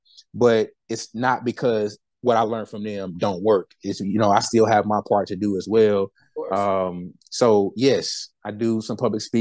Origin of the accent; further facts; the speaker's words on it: Winston-Salem, North Carolina, United States; my hometown, Winston-Salem.